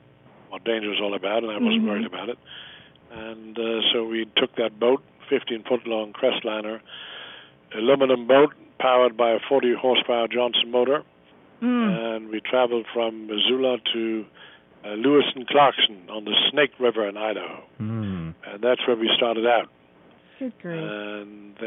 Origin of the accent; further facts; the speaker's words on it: Germany; moved away as an adult; also born or lived in Montana; now in United States; I grew up on farms in Germany